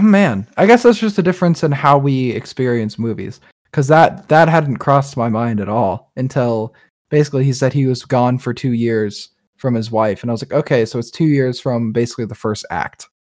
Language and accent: English; United States; we're very American people